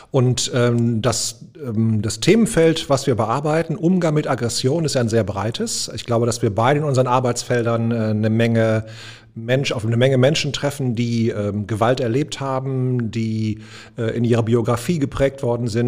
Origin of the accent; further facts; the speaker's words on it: North Rhine-Westphalia, Germany; ähm, ich bin der Junge aus dem Pott. Also ich glaube, das ist ziemlich prägsam. Ich bin hier im Ruhrgebiet groß geworden, ähm, geboren auf Stahl und Kohle